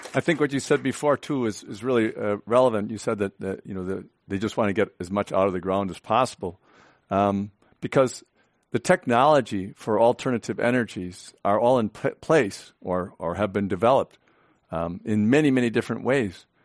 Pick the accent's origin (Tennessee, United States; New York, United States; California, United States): California, United States; as a Californian